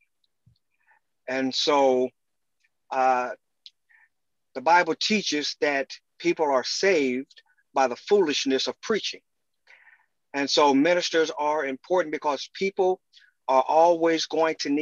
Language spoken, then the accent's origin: English; Dayton, Ohio, United States; I was born and raised in Dayton, Ohio